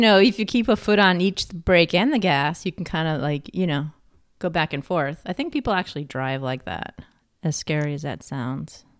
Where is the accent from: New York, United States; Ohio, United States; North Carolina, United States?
New York, United States; I'm from New York State